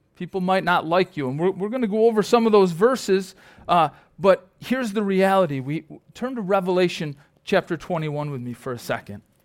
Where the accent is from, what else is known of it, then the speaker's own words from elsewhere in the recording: Perry, New York, United States; I'm from Perry, you know, Archway Cookies or Champion